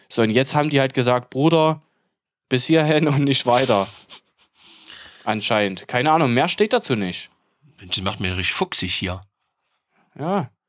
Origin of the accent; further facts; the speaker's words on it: Germany; als, als Deutsche, so von wegen, die ja immer ja